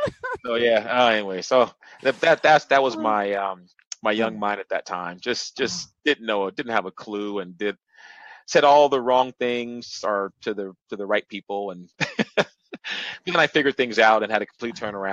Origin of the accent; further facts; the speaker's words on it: San Diego, California, United States; also born or lived in Los Angeles; And I'm from San Diego, so I'm used to, you know, nice weather